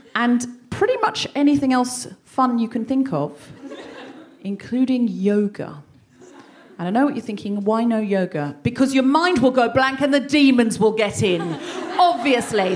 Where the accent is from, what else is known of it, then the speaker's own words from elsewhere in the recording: Australia; now in London, United Kingdom; I'm from Australia, my whole childhood was basically praying in the bush.